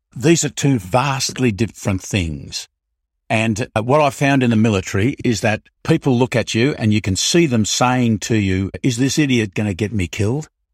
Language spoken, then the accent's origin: English; Melbourne, Victoria, Australia; I was born in, I was born in Melbourne